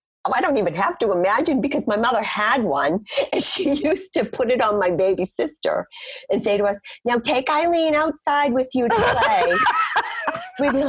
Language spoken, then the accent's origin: English; Malden, Massachusetts, United States; also born or lived in Saugus; I'm a North Shore girl. I grew up in Malden and now live in Saugus, which is probably not even 10 minutes down the road from where I grew up.